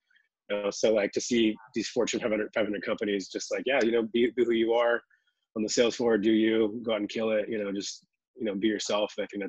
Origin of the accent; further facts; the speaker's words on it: Seattle, Washington, United States; also born or lived in Los Angeles / Miami; Well, Seattle originally. I moved from Seattle. I was born in Los Angeles and then moved from Seattle. Spent the 2 years in Miami and then came back west.